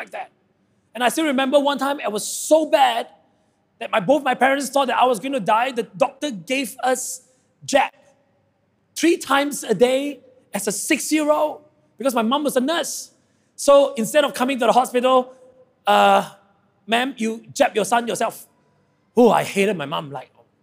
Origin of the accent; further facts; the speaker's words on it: Sabah, Malaysia; I come from Sabah and I'm very proud to be a Sabahan.